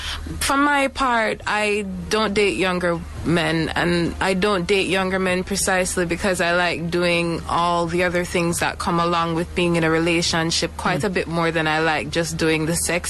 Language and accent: English; Jamaica; Growing up in Jamaican culture